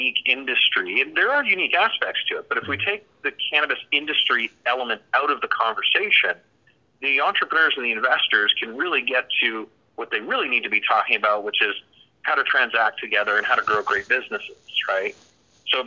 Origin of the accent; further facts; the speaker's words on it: Canada; now in South Florida, United States; I'm actually from Canada originally, but I've lived in the U.S. for over half my life now, and we're based actually in South Florida